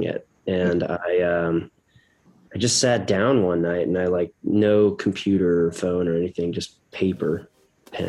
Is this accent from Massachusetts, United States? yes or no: yes; Boston, Massachusetts, United States; I'm from Boston. And so we'd go to the Boston Symphony Orchestra, and have season's passes.